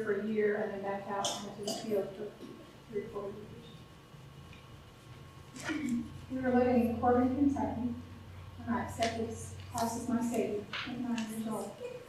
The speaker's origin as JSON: {"language": "English", "country": "Kenya", "tie": "born or raised there", "said": "In Kenya, we would say, Jambo. I was just 9 years old when I accepted Je"}